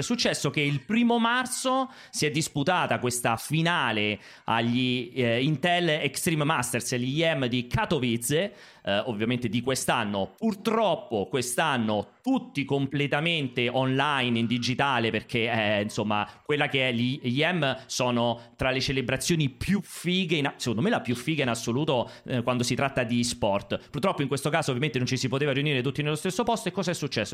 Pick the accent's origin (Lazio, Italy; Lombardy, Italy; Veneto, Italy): Lazio, Italy; Rome; dalle mie parti qua a Roma